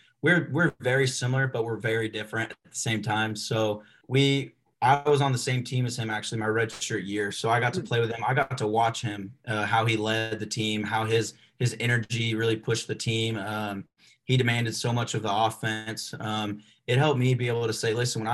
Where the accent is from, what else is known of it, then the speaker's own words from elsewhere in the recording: Arkansas, United States; I was raised there. I wasn't born there